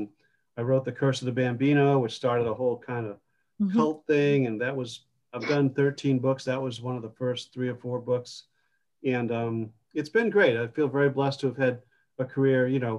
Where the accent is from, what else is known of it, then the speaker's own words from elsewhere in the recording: Groton, Massachusetts, United States; So I grew up in Central Mass, Groton, Massachusetts